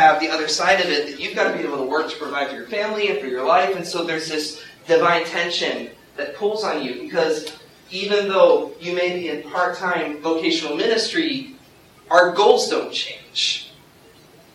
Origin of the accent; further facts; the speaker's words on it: Youngstown, Ohio, United States; I come from Youngstown, Ohio